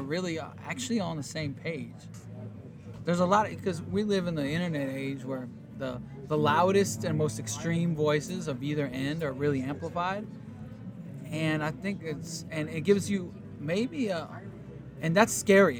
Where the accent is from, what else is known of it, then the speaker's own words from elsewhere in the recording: Warsaw, Masovian Voivodeship, Poland; now in Oakland, United States; I live in Oakland, California, and I'm from Warsaw, Poland.